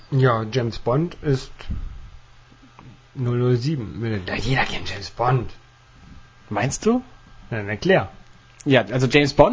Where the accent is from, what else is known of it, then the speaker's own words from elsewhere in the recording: Netherlands; Ich liebe Goal, ich bin Holländer.